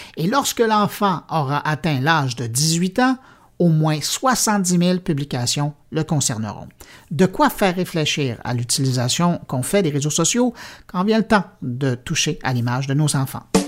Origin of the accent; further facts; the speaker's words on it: Montreal, Quebec, Canada; chez nous à Montréal